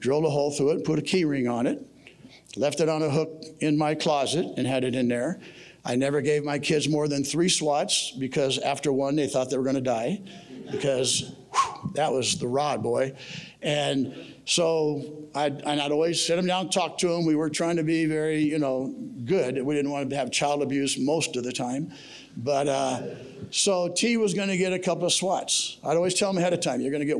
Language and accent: English; Visalia, California, United States; I grew up in Visalia, graduated Redwood High School in 1969